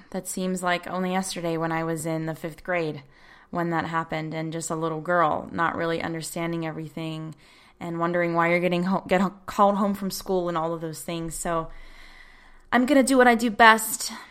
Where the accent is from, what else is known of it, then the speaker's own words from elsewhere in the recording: United States; as an American